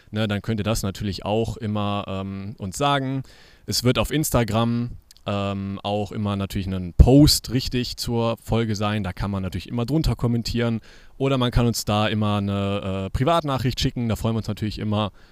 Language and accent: German; Cologne, North Rhine-Westphalia, Germany; da war man so als Kind, als Kölner zumindest, immer mit seinen Eltern einen Ausflug irgendwie hingemacht.